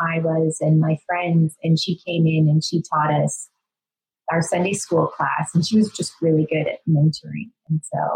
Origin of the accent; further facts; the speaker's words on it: Northern Alberta, Canada; I grew up in Northern Alberta, which in just like this tiny little town.